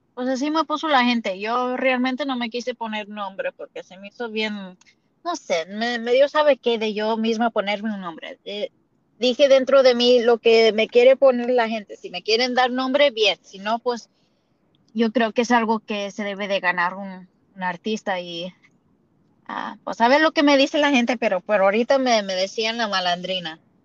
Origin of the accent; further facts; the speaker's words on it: United States; accent: indigenous; nací aquí en los Estados Unidos